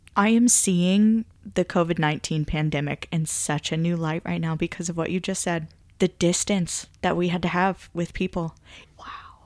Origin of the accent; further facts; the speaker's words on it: Kansas, United States; I'm from Kansas